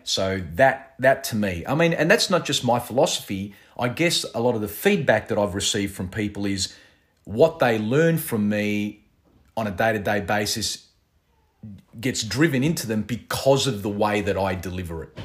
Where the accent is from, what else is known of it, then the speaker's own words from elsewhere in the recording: Australia; I was born here in Australia